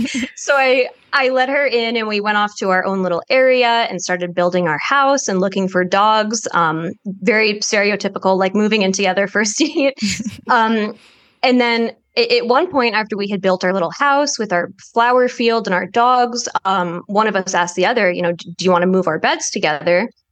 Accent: New Jersey, United States; I'm from New Jersey.

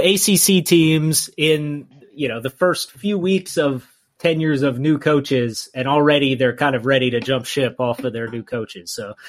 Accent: Tennessee, United States; moved away as an adult; also born or lived in Texas; I'm from Tennessee.

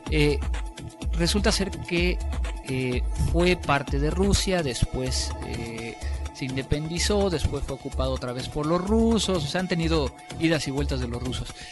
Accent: Mexico

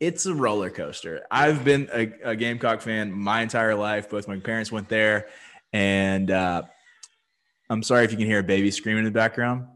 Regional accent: Myrtle Beach, South Carolina, United States; I'm from Myrtle Beach

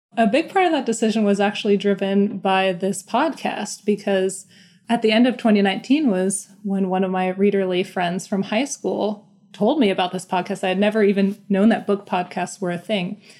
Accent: Omaha, Nebraska, United States; now in Seattle, United States; I'm originally from Omaha, Nebraska, and I find myself, um, in Seattle, Washington now

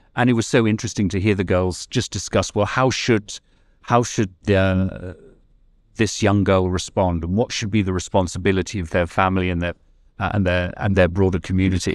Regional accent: United Kingdom; now in California, United States; I'm originally British

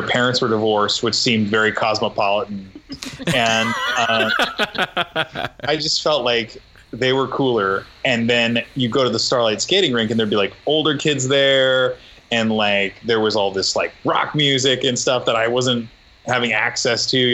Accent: Nebraska, United States; when I was a kid growing up in Nebraska with no money

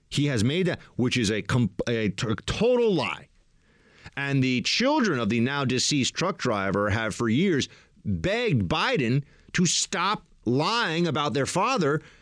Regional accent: Delaware, United States; I say y'all when I want to seem folksy, even though I'm from Delaware.

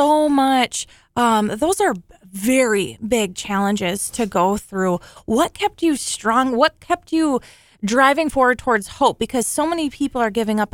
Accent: Alexandria, Minnesota, United States; This is my hometown. And I love it here.

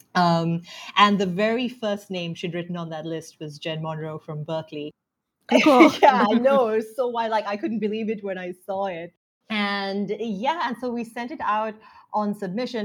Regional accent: Sri Lanka; growing up in Sri Lanka

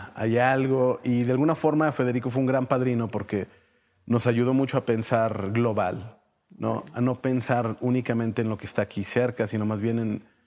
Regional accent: Torreón, Coahuila, Mexico; also born or lived in Mexico City; now in Saltillo, Mexico; yo soy de Torreón, pero aquí nos conocimos

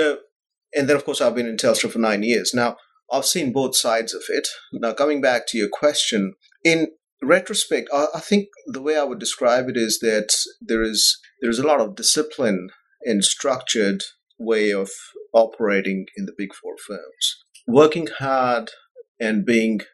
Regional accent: New Delhi, Delhi, India; moved away as an adult; also born or lived in Bahrain; I was born in India and grew up there.

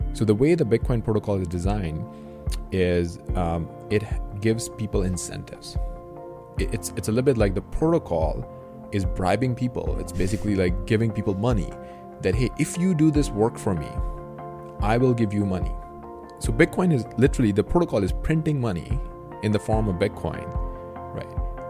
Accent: Pakistan; now in United States; I grew up in Pakistan

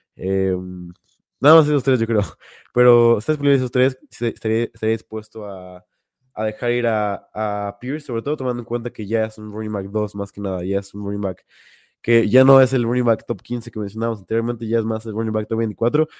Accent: Mexico; como buen mexicano

